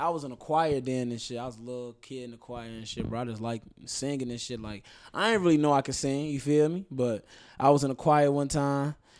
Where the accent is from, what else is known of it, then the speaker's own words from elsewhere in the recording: Chicago, Illinois, United States; I'm from Rogers Park, Chicago, Illinois, it's like the north side.